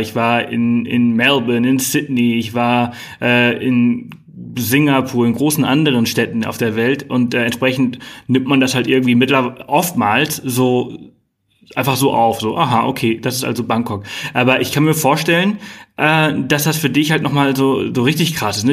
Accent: Germany; bei uns in Deutschland

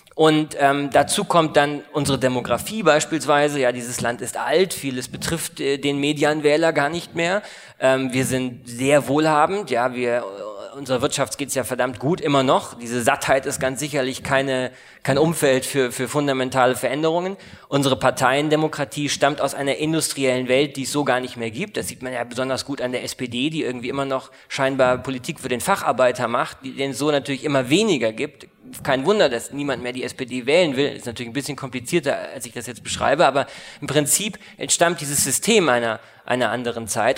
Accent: Munich, Bavaria, Germany; also born or lived in Koblenz; ich bin 1984 geboren, äh, in München Abitur gemacht

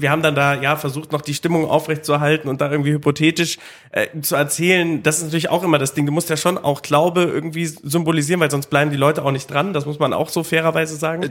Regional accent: Dieburg, Hesse, Germany; Ich bin auch gebürtiger Hesse, also ich bin bei Darmstadt groß geworden

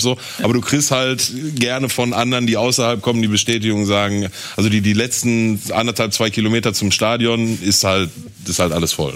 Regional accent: Gelsenkirchen, North Rhine-Westphalia, Germany; ich bin halt geboren in Gelsenkirchen, da groß geworden, lebt da auch bis heute noch

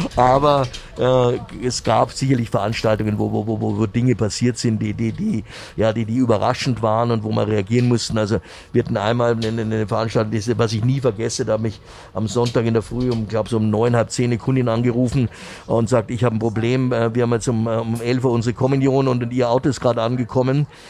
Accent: Munich, Bavaria, Germany; meine Heimatstadt

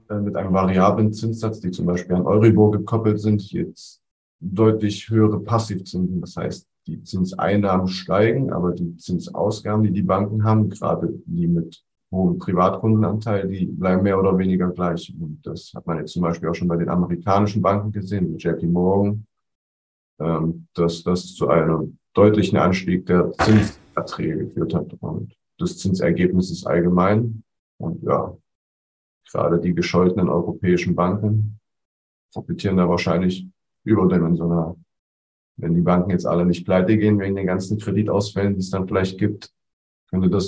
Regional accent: East Germany, Germany; Also ich als Ossi freue mich da doppelt.

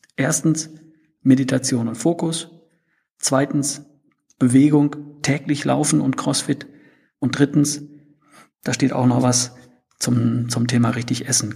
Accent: North Rhine-Westphalia, Germany; ich bin Ostwestfale, wir sprechen etwas anders

